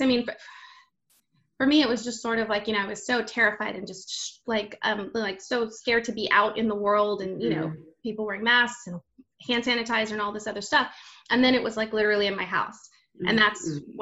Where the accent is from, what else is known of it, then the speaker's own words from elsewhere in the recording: Texas, United States; I'm born and raised in Texas, so identify as Tejana